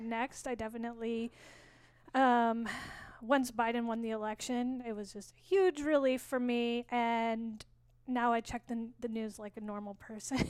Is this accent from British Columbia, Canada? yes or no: no; Saskatoon, Saskatchewan, Canada; also born or lived in San Francisco Bay Area; now in San Francisco, United States; I'm from Saskatoon. I was born in Saskatoon